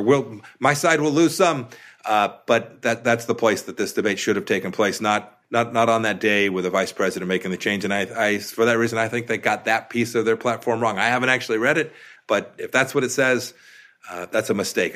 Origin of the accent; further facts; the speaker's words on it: Kansas, United States; my home state of Kansas